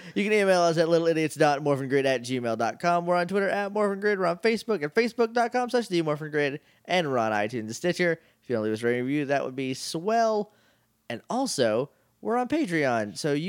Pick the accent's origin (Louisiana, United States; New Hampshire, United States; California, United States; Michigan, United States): New Hampshire, United States; Rindge; In the town that I grew up in Ringe, New Hampshire, there was a lot